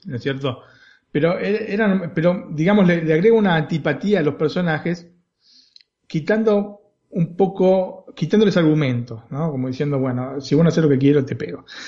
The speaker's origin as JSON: {"language": "Spanish", "country": "Argentina", "moved": "yes", "lives_now": "Italy"}